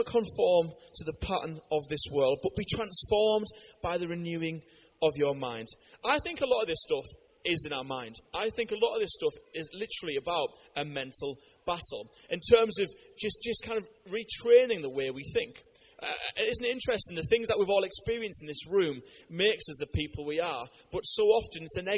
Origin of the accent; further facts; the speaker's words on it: United Kingdom; I'm a Brit